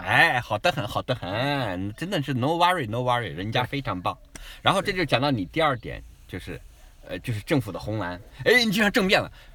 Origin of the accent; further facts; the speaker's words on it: China; moved away as an adult; also born or lived in Shanghai, China; now in Adelaide, Australia; 我是一个华裔嗯。所以我长期是生活在那种，我比如说前三十年我的前半生是完全在中国长大的